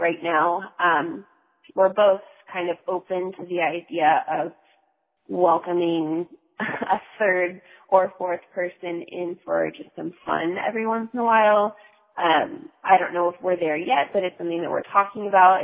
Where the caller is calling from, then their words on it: North Carolina, United States; I'm calling from North Carolina